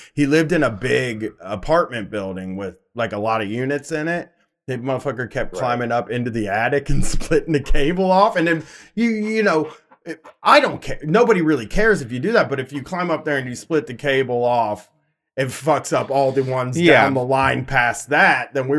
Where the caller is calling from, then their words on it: Columbus, Ohio, United States; from Columbus, Ohio.